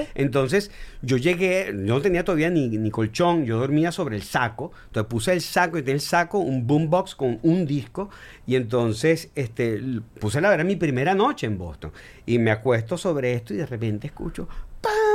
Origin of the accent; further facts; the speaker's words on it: Venezuela; yo como venezolano